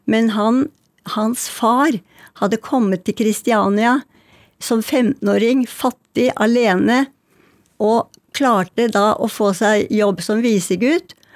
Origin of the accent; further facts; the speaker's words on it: Oslo, Norway; jeg kjenner igjen alt i bøkene fra mitt liv da jeg vokste opp på Bjølsen.